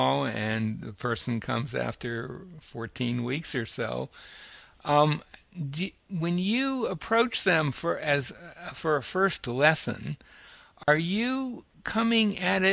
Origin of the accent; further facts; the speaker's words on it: United States; speaking as an American teacher, you know, here in the States